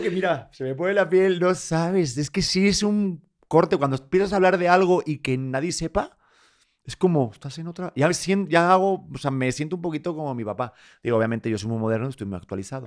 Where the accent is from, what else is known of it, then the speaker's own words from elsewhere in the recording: Spain; moved away as an adult; now in Mexico; soy de España